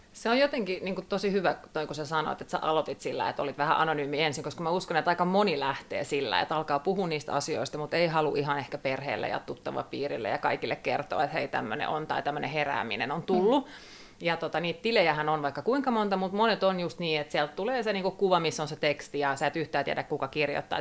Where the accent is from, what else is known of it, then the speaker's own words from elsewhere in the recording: Turku area, Southwest Finland, Finland; tämä on koti, kun Kaarina tuli vastaan